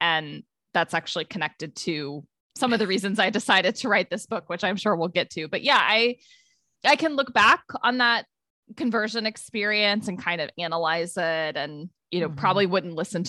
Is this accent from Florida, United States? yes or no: no; Ohio, United States; I grew up in Ohio, and I would say all through my childhood, my family went to Methodist churches.